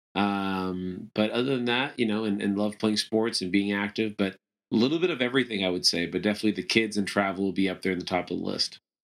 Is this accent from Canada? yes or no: yes; Toronto, Ontario, Canada; moved away as an adult; also born or lived in Venezuela; now in United States; I moved to Canada when I was young and kinda grew up mainly in, in the, kind of the Toronto area